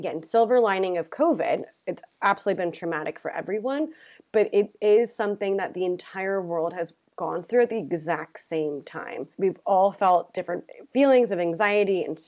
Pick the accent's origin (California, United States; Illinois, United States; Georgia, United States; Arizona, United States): California, United States; moved away as an adult; also born or lived in San Francisco; now in London, United Kingdom; I'm from California, but lived in San Francisco for 10 years. So I've been here a year and a half